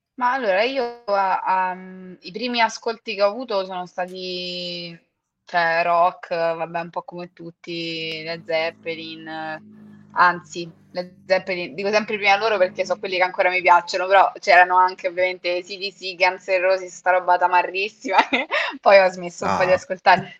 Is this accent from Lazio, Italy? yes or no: yes; Mentana, Lazio, Italy; a Mentana, che è il posto dove sono cresciuta, quindi vicino a Roma